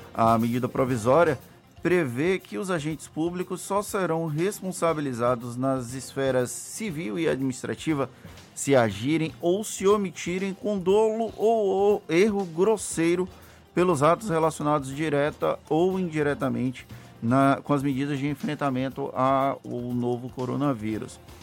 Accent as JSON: {"language": "Portuguese", "town": "Valença", "region": "Bahia", "country": "Brazil", "tie": "born or raised there", "said": "Valença, que é a minha cidade natal"}